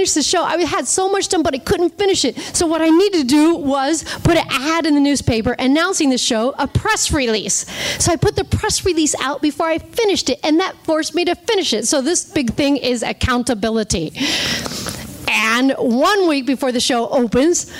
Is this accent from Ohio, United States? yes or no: yes; Ohio, United States; moved away as an adult; also born or lived in Santa Fe, New Mexico / Los Angeles; I was from Ohio